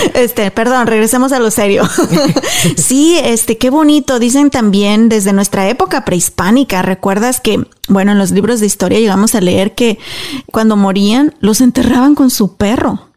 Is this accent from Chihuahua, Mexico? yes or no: no; Apaseo el Alto, Guanajuato, Mexico; en mi pueblo, yo soy de Apaso Alto, Guanajuato